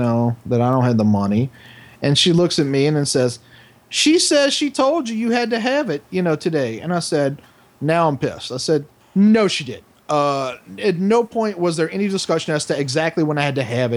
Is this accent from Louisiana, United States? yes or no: yes; New Orleans, Louisiana, United States; I'm from New Orleans. I speak black just like anybody fucking else in this city